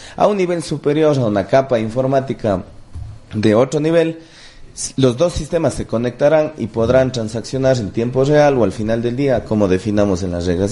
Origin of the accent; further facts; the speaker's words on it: Cuenca, Azuay, Ecuador; los cuencanos vayamos